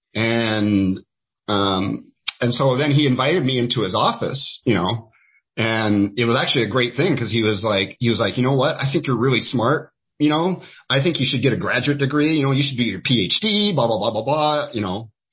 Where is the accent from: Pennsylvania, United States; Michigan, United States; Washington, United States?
Washington, United States; Skagit Valley; I, have always uh, in here in the state of Washington